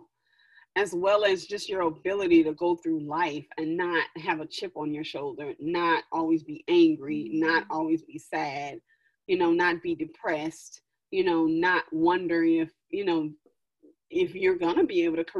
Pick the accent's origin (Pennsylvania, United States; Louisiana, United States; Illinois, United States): Louisiana, United States; moved away; also born or lived in Washington, D.C. / New York / Dubai; recently I've moved back to the South, because I'm originally from Louisiana